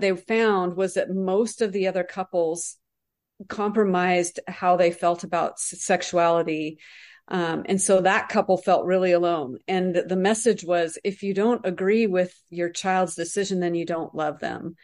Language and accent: English; United States; us as American Christians